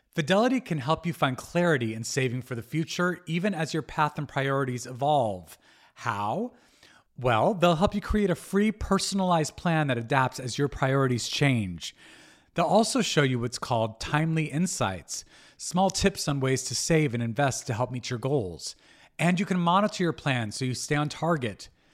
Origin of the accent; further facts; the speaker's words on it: Albuquerque, New Mexico, United States; moved away; I was raised in Albuquerque, New Mexico